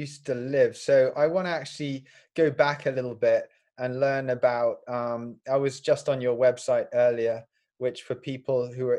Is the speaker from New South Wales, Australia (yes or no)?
no; Cairns, Queensland, Australia; I actually wasn't born in Australia. My parents took us, me and my younger sister, over there when I was 4, to North Queensland in Cairns.